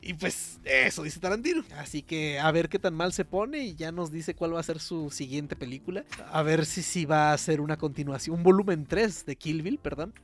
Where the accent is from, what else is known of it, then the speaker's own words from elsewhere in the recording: Mexico; uno como mexicano no está muy acostumbrado